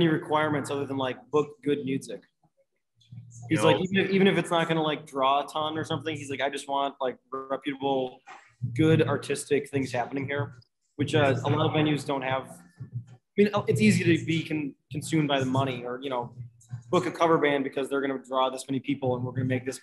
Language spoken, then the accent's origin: English; Oconomowoc, west of Milwaukee, Wisconsin, United States; I grew up in Neshota, which is kind of like 30, 40 minutes west of Milwaukee.